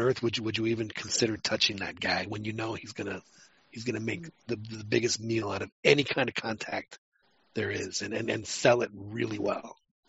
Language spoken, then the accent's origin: English; Mexico City, Mexico; born or raised there; now in Texas, United States